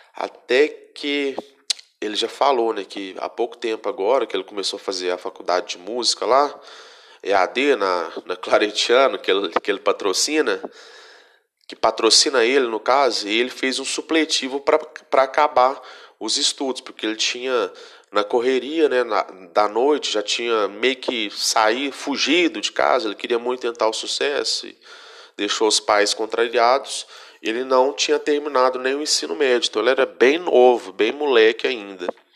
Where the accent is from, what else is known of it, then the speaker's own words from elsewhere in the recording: Vazante, Minas Gerais, Brazil; eu sou do, de Vazante, 80 quilômetros da terra natal dele, ali no noroeste de Minas Gerais